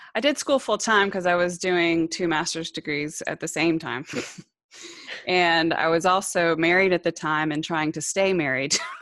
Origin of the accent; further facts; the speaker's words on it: Georgia, United States; I landed in Georgia by the time I was five, we moved a lot, eh, before that, I was born on an Army base, and, but we left the military pretty quickly after that, but I settled in Georgia